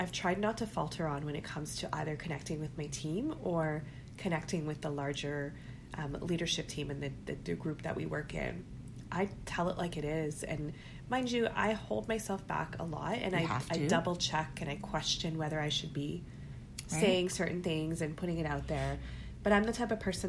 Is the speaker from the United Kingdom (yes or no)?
no; Canada; being Pakistani, being Muslim, being first generation Canadian.